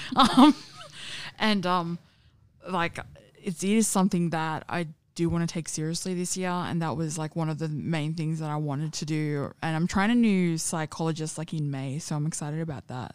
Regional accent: Sydney, New South Wales, Australia; I grew up in Parramatta and Penrith

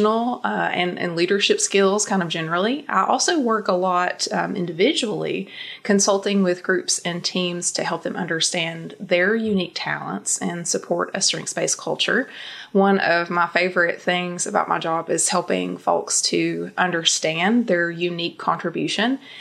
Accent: Eastern Kentucky, United States; I grew up in Eastern Kentucky

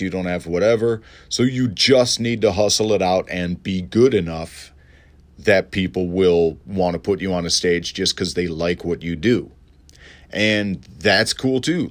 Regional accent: Elmhurst, Illinois, United States; moved away; I'm going back to my hometown of Elmhurst

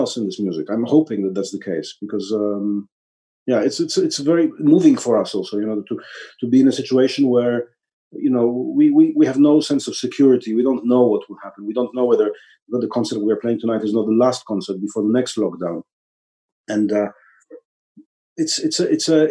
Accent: Warsaw, Masovian Voivodeship, Poland; this is my hometown

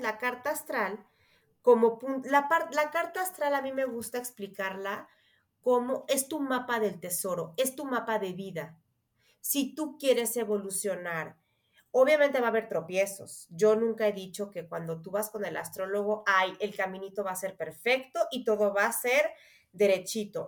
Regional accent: Mexico; also born or lived in Mexico City; soy mexicana, Vivo en la Ciudad de México

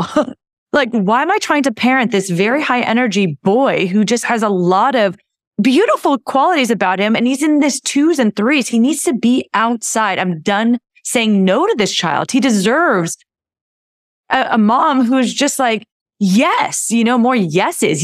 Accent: California, United States; moved away as an adult; I grew up in California, my husband grew up in California, we have family there.

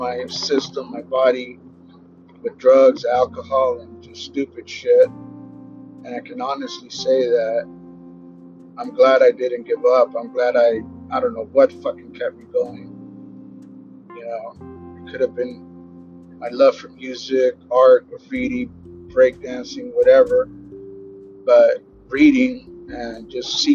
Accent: Los Angeles, California, United States; growing up in South Central LA, Pico Union and East

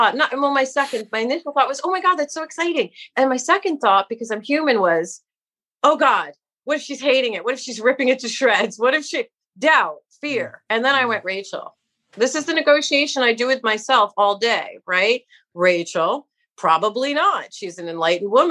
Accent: New York City, New York, United States; I grew up in New York City, right? As a kid, New York City in a public school

